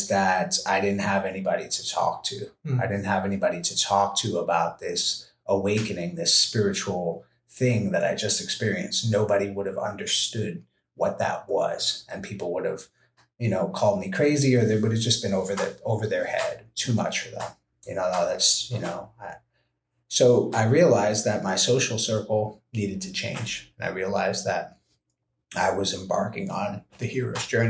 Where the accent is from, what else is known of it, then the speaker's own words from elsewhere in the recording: New York City, New York, United States; moved away as an adult; I was a kid from the Bronx